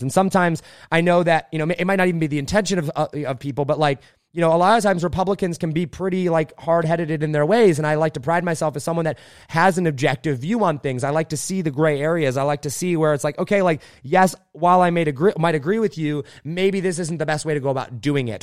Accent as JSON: {"language": "English", "region": "Indiana", "country": "United States", "tie": "born or raised there", "said": "I grew up a farmer in Indiana at eleven years old. Uh, we moved out to Indiana, my family"}